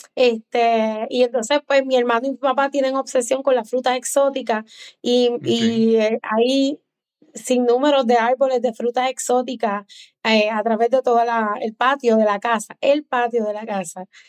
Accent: Lares, Puerto Rico; also born or lived in Aurora, Illinois, United States; yo nací en un pueblito de Illinois, Aurora, pero a los seis meses de edad me trajeron a Puerto Rico. Mis papás se mudaron y entonces me crio en el barrio Callejones de Lares.

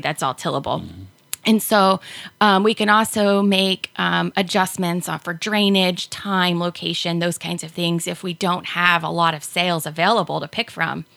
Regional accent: Hancock County, just south of Findlay, Ohio, United States; now in Van Wert, United States; I grew up in Hancock County, just south of Findlay, um, small farm, and I currently live um, here in Van Wert

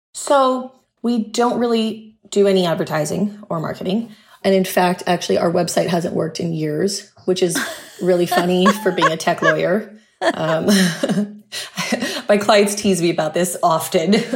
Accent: Huntington Beach, California, United States; moved away as an adult; also born or lived in San Diego / Malibu / Santa Monica; now in Puerto Rico; I'd been in Southern California my entire life. I grew up in Huntington Beach

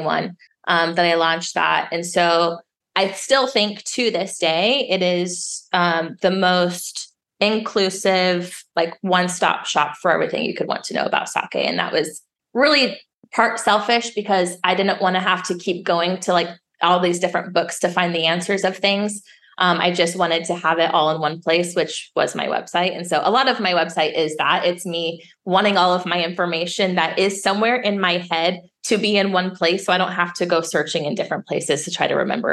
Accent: Colorado, United States; now in Las Vegas, United States; I grew up in Colorado. We're beer country.

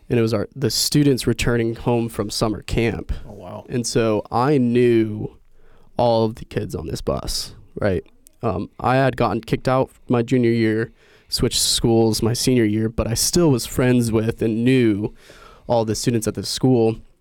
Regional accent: Indiana, United States; I was born and raised in Indiana

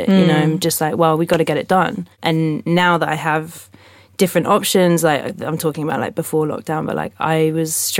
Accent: London, United Kingdom; I'm from London, live in London

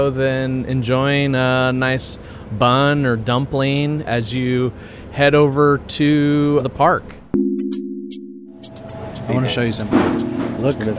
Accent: United States; Growing up in the United States

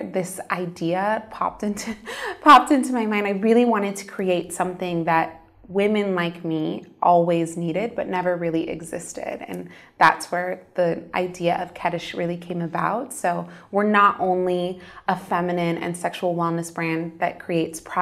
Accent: United States; moved away; I grew up in the States in a Muslim Arab American home. My parents immigrated to the States from Egypt

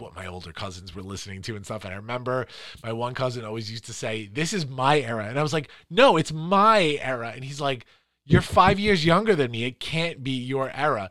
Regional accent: New York City, New York, United States; also born or lived in Long Island; I was from Queens originally and then moved to Long Island, but grew up in Queens

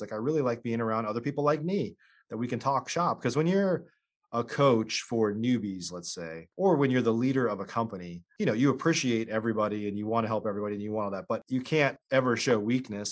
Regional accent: Illinois, United States; I grew up in Illinois

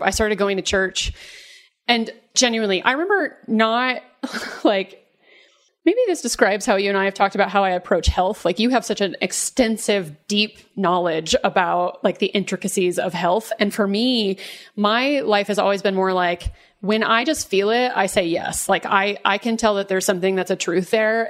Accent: Dallas, Texas, United States; I grew up in the South, in Dallas, in Texas

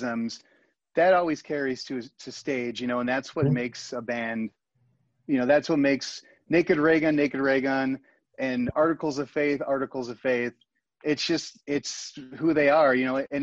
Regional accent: Chicago, Illinois, United States; growing up in Chicago

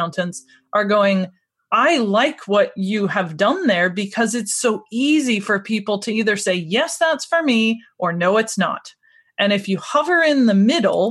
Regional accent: United States; now in Scotland, United Kingdom; I'm originally from America, but I've lived in Scotland for 17 years now

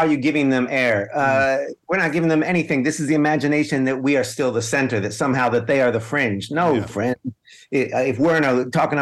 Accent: upstate New York, United States; now in Hanover, United States; my hometown. I was connecting to New York, upstate New York, a little blue dot, but a mostly kind of red area.

